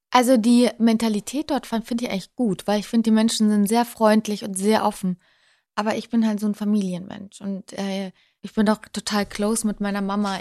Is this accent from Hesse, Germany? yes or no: no; Unterschleißheim, Bavaria, Germany; moved away as an adult; also born or lived in Dortmund; now in Munich, Germany; Ja, ich bin gebürtige Bayerin. Ich bin in München unter Schleißheim aufgewachsen